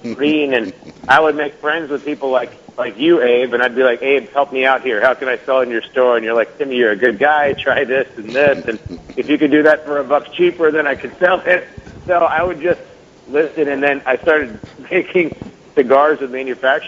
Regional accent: Nashville, Tennessee, United States; I was born and raised in Nashville

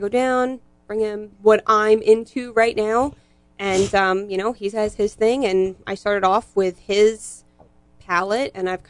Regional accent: Hollywood, Florida, United States; I grew up in Hollywood. So a little bit north.

